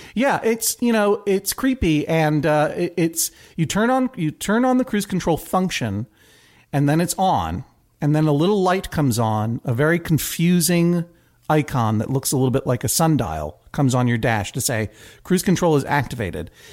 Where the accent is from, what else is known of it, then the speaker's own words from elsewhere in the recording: Brookline, Massachusetts, United States; moved away as an adult; also born or lived in New York City; now in New York, United States; I am from Brookline, Massachusetts. I've lived in New York for twenty-one years